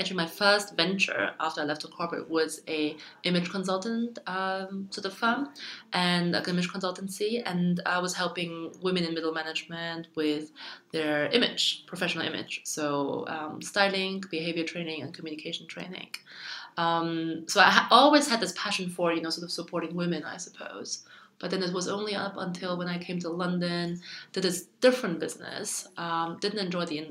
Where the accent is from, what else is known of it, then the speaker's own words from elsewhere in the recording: Germany; also born or lived in China; My family moved to Germany when I was 6 years old, so I got all my education in Germany